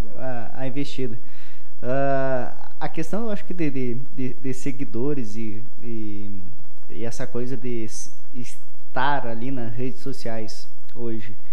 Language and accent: Portuguese; Passo Fundo, Rio Grande do Sul, Brazil; also born or lived in interior of Paraná; eu nasci em Passo Fundo